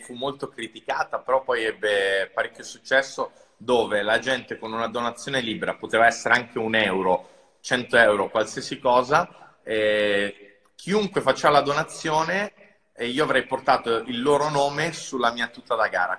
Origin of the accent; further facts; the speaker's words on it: Rome, Lazio, Italy; sono cresciuto a Roma, eh, in centro a Roma in un appartamento minuscolo